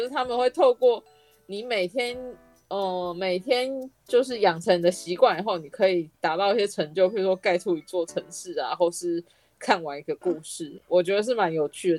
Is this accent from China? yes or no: no; Taiwan; 因为我们是台湾人